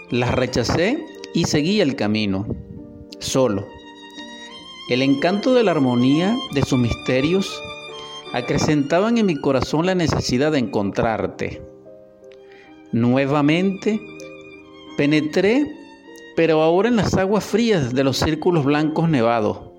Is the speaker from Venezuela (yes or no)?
yes; Barquisimeto, Lara, Venezuela; Lo escribí también en esta mi ciudad natal Barquisimeto.